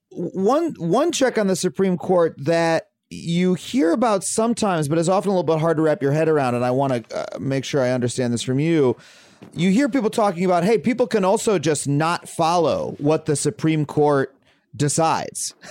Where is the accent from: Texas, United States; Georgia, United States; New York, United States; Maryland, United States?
New York, United States; Wading River; I grew up in a town called Wading River